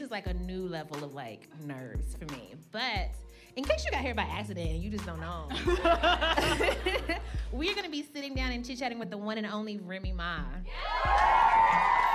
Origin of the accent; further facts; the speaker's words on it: Kentucky, United States; now in Brooklyn, United States; neither of us are originally from New York. I'm from Kentucky.